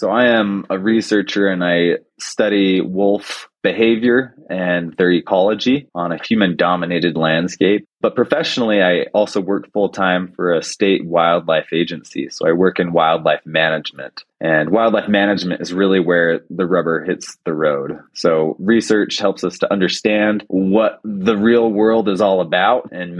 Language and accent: English; United States; as I grew up around Yellowstone.